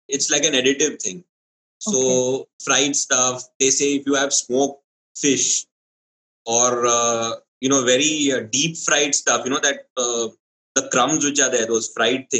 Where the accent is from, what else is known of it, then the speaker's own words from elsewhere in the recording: Kerala, India; even I'm from Kerala